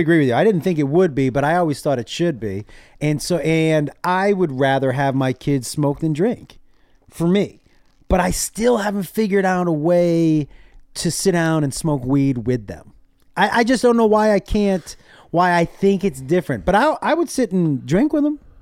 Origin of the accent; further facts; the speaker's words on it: Amherst, Massachusetts, United States; moved away as an adult; also born or lived in San Antonio, Texas; I grew up in Massachusetts, in, in a town called Amherst